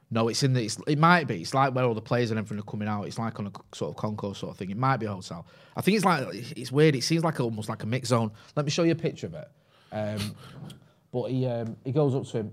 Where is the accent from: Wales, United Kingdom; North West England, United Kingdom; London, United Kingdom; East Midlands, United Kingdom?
North West England, United Kingdom; Greater Manchester; accent: Mancunian; it's a little bit of a softer Mancunian accent. Mine's a little bit stronger now 'cause I grew up in Pine